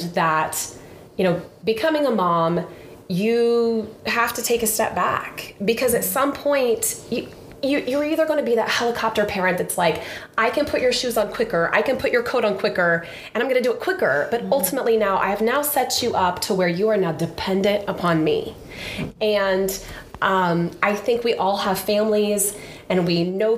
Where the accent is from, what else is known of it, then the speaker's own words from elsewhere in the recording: Sullivan, Illinois, United States; I grew up in Sullivan, a little small town in Illinois, central Illinois.